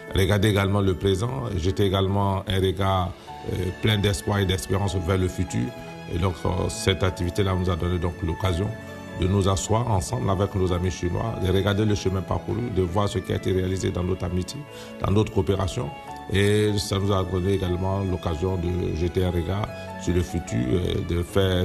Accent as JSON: {"language": "French", "country": "Côte d’Ivoire", "moved": "as an adult", "lives_now": "China"}